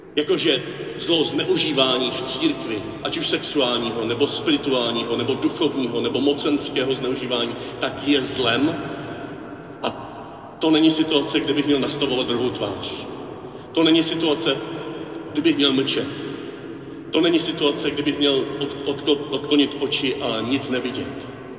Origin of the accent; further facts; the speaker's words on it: Czechia; Proč tam jezdíme z Čech